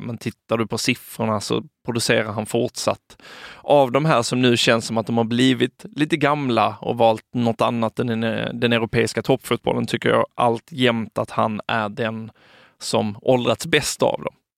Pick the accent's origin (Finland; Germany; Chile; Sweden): Sweden